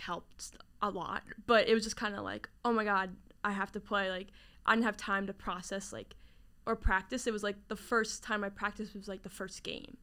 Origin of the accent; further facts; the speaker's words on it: New Jersey, United States; from New Jersey. I know New Jersey gets a lot of hate, but I love it. You know, grew up down the shore, near Pr-, and also near Princeton area, so Jersey girl at heart